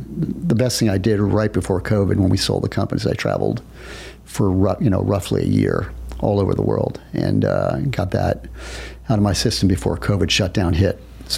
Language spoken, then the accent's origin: English; New York, United States; I see her regularly because as a New Yorker, I have to get back to Mecca.